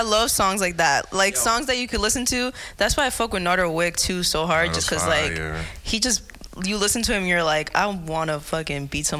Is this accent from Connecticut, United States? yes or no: no; Massachusetts, United States; I'm from Massachusetts.